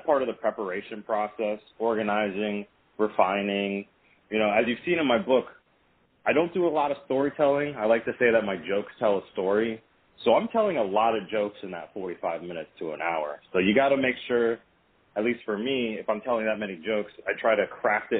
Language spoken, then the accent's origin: English; Vienna, Virginia, United States; moved away; this year I'm actually performing my hometown, Vienna, Virginia